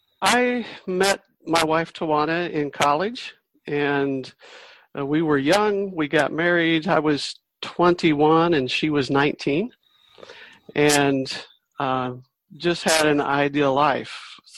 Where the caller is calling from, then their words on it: North Carolina, United States; I'm coming from North Carolina in the USA.